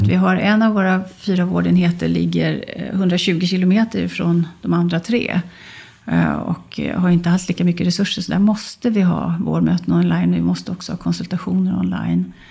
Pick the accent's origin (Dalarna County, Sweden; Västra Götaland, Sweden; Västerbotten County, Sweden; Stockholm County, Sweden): Västerbotten County, Sweden; moved away; Jag är ju gammal västerbottning